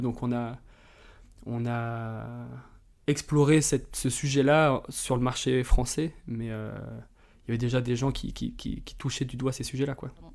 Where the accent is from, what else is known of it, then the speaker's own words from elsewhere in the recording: Drôme, Auvergne-Rhône-Alpes, France; moved away as an adult; also born or lived in Annecy; now in Biarritz, France; J'ai grandi dans la Drôme, près des grands espaces.